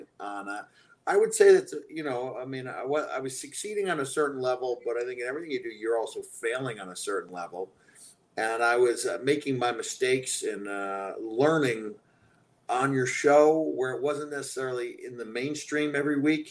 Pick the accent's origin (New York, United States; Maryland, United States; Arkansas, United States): New York, United States; Long Island; accent: Long Island